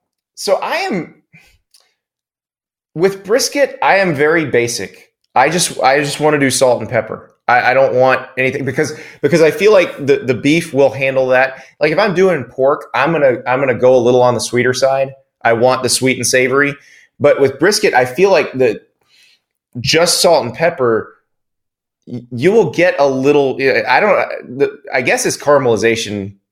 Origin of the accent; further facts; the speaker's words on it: the South, United States; You know, I'm from the South. I'm from pulled pork country.